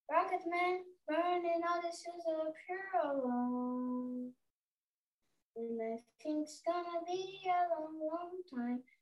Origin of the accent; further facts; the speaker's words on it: Campinas, São Paulo, Brazil; eu tenho nove anos, eu sou de Campinas.